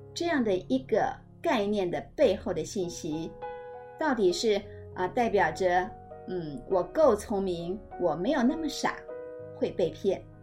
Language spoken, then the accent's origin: Chinese; Taiwan; 都会让我觉得身为台湾人真的是挺让人觉得骄傲的